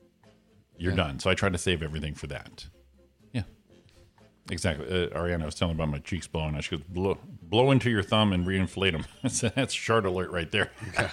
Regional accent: Waterbury, Connecticut, United States; now in Rancho Cucamonga, United States; My hometown, Waterbury, Connecticut.

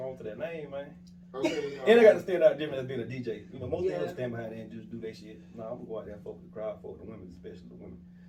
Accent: Williamsburg, South Carolina, United States; also born or lived in Columbia, South Carolina; I'm from Williamsburg

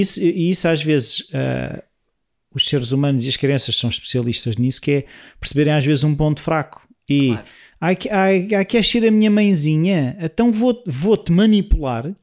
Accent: Portugal; O nosso sotaque

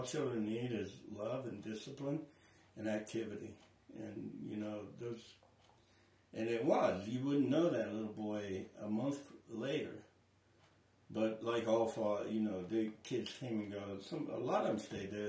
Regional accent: Centerville, Ohio, United States; born or raised there; moved away as an adult; now in Radcliff, United States

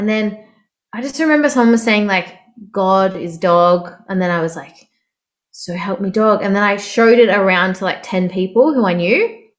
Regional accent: Melbourne, Victoria, Australia; now in Sydney, Australia; So I moved from Melbourne about 6 years ago to Sydney.

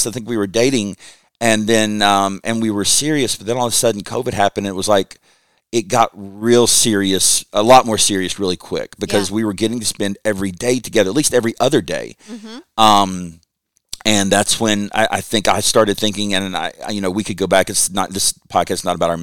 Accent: Lexington, Kentucky, United States; I grew up in Kentucky, lived in Lexington

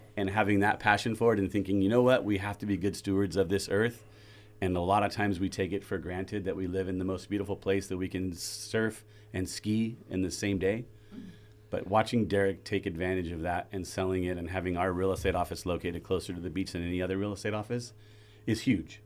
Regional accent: Ventura, California, United States; we're from Southern California, and then you explain Ventura

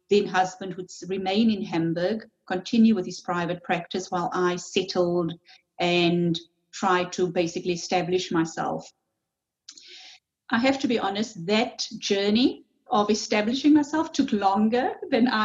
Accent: Cape Town, Western Cape, South Africa; moved away as an adult; also born or lived in Germany; now in New Zealand; lived in Germany on and off for about 10 years. Um, I'm a psychologist, um, trained, worked, lived uh, first 30 years of my life in Cape Town, South Africa.

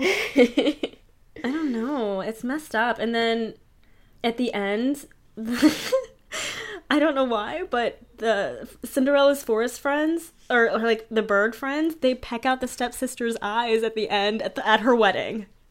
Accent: Pittsburgh, Pennsylvania, United States; Pittsburgh, P A, which is my hometown too

